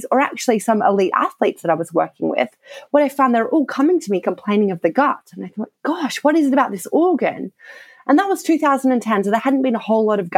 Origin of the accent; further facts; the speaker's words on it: Australia; accent: Australian; moved away as an adult; now in United Kingdom; I did all of that background research in Australia, so you may have picked up by my accent, and moved over to the UK